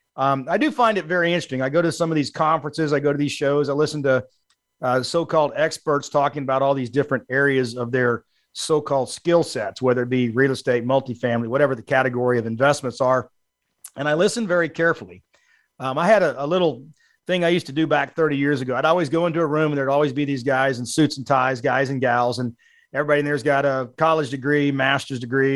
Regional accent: South Texas, United States; also born or lived in Allen, Texas; I was born in South Texas. I've grown up and lived in Texas all my life

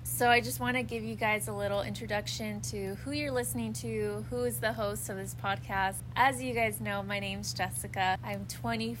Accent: Los Angeles, California, United States; accent: American; I am from California. I was born in Los Angeles, literally in the city of Los Angeles

